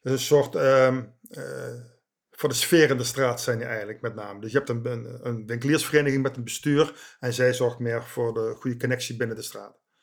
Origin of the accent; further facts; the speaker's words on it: Eindhoven, North Brabant, Netherlands; moved away as an adult; also born or lived in the west of the Netherlands; geboren in Eindhoven en sinds ongeveer 7 jaar woonachtig in het Westen